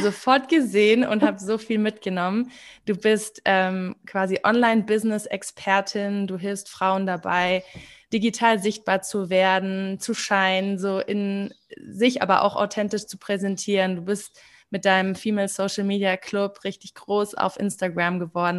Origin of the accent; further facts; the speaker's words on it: Germany; ich bin in Deutschland aufgewachsen